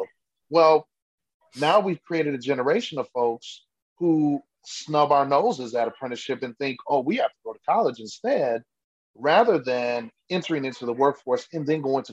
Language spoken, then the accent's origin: English; Milwaukee, Wisconsin, United States; now in Germantown, United States; I live, born and raised in Milwaukee, but we bought a house in Germantown